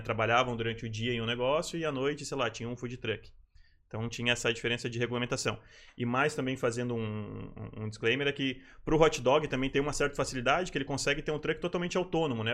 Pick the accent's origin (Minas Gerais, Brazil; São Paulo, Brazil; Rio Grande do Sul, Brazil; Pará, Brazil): Rio Grande do Sul, Brazil; moved away as an adult; now in Florianópolis, Brazil; Eu sou gaúcho, sou, sou, natural do Rio Grande do Sul e estou em Florianópolis há mais ou menos uns 10 anos